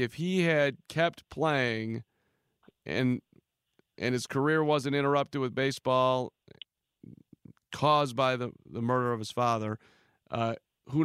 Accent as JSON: {"language": "English", "town": "Chicago", "region": "Illinois", "country": "United States", "tie": "born or raised there", "said": "growing up in Chicago"}